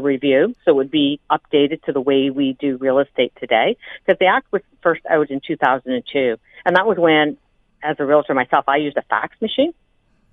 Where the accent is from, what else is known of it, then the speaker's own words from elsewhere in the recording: Grey Bruce area, Ontario, Canada; I come from the Grey Bruce area